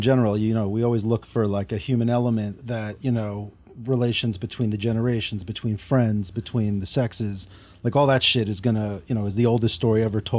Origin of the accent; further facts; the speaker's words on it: New York, United States; moved away; Originally, I'm from New York.